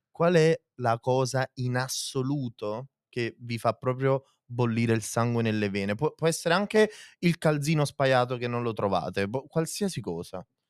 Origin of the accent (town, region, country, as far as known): province of Naples, Campania, Italy